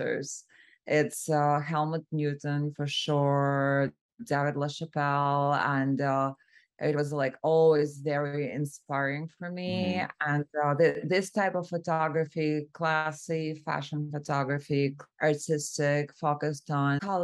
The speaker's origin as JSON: {"language": "English", "region": "Moscow", "country": "Russia", "also_born_or_lived": "San Francisco", "moved": "as an adult", "lives_now": "Los Angeles, United States", "said": "I'm originally from Moscow, Russia, and I moved to the U.S. 6.5 years ago."}